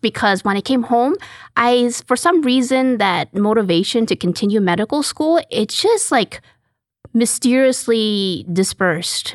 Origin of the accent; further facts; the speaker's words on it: Calgary, Alberta, Canada; moved away as an adult; now in Houston, United States; I'm actually Canadian. I'm from Calgary, Alberta